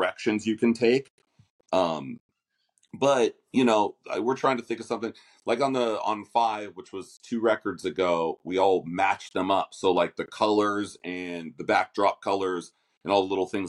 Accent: Los Angeles, California, United States; moved away as an adult; now in Nashville, United States; I grew up in LA, real

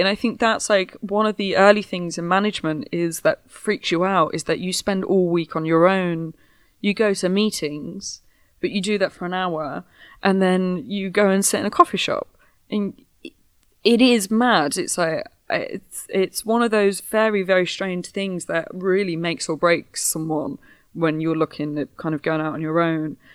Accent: Midlands, United Kingdom; I'm from the Midlands

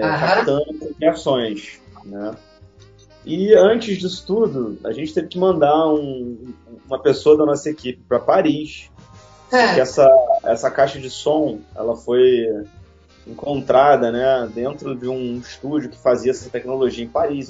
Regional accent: Rio de Janeiro, Brazil; Eu sou do Rio de Janeiro

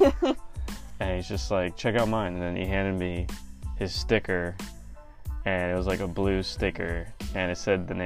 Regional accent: California, United States; moved away as an adult; also born or lived in Arizona; I'm originally from California, but transferred to Arizona for school.

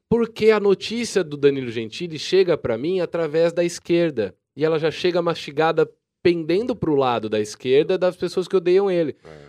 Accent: Jaú, São Paulo, Brazil; Eu sou de Jaú

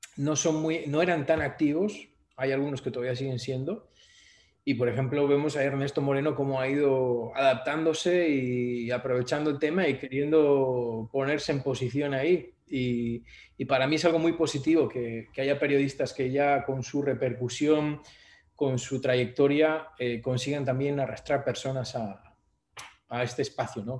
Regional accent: Oviedo, Asturias, Spain; now in Bolivia; España, que es de donde yo soy

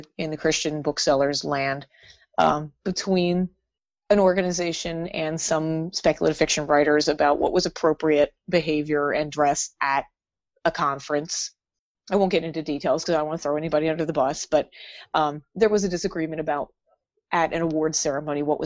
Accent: Philadelphia, Pennsylvania, United States; I live in Philadelphia, and I can't always leave my hometown

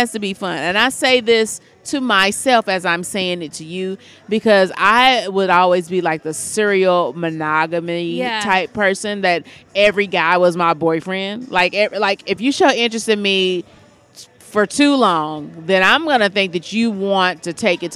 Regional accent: Louisville, Kentucky, United States; I'm from Louisville, Kentucky

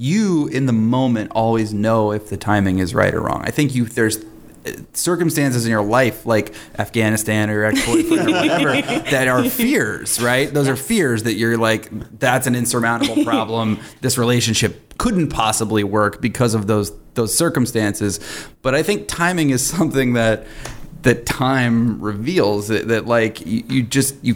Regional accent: the South, United States; I'm from the South

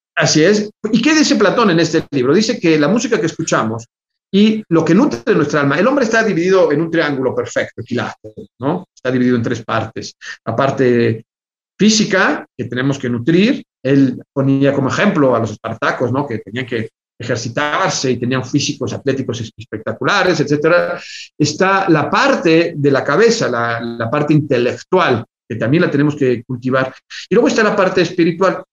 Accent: Mexico; para nosotros como mexicanos

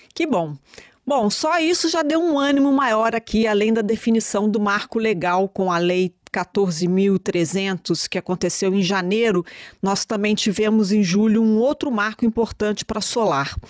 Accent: Minas Gerais, Brazil; Eu, como mineira, falo CNPE

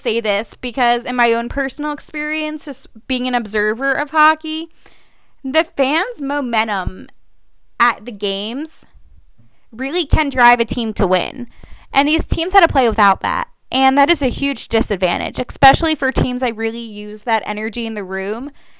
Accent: Philadelphia, Pennsylvania, United States; even though I am not from Toronto and I'm from Philadelphia

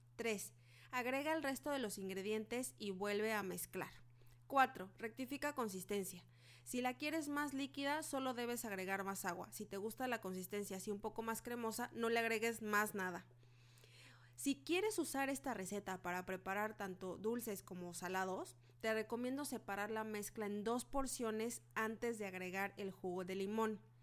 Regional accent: Mexico; Soy mexicana

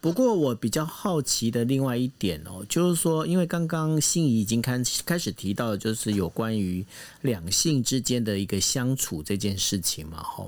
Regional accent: Taiwan; 毕竟我们台湾人呢

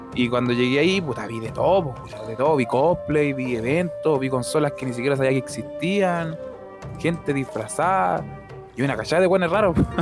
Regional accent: Valparaíso, Chile; yo soy de Valparaíso

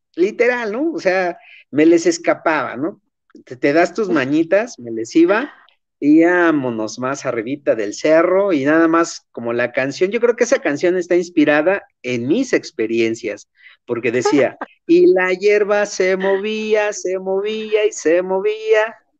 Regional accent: Chimalhuacán, State of Mexico, Mexico

